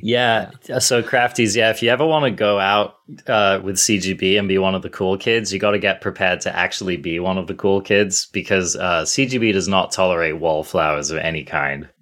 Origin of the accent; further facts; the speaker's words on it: England, United Kingdom; now in United States; I'm English as well